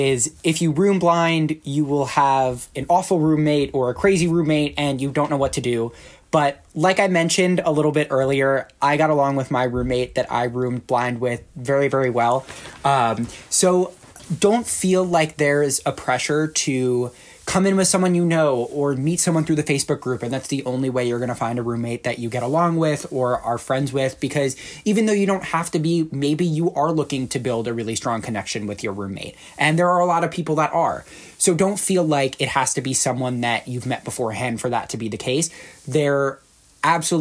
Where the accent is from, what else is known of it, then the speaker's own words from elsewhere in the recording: Charlotte, North Carolina, United States; moved away as an adult; now in Ann Arbor, United States; where I grew up in Charlotte